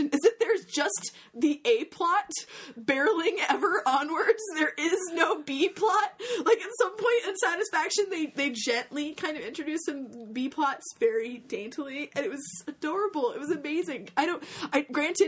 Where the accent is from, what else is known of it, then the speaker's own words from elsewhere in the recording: United States; as an American, growing up at the time that you